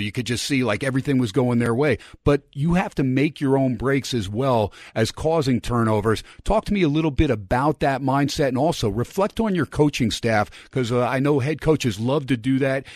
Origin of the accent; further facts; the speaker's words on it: New Jersey, United States; moved away as an adult; also born or lived in California; now in Las Vegas, United States; I grew up in Jersey